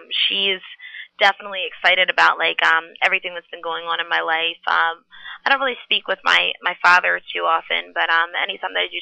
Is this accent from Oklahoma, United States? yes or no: no; Philadelphia, Pennsylvania, United States; I was born at Pennsylvania Hospital in West Philadelphia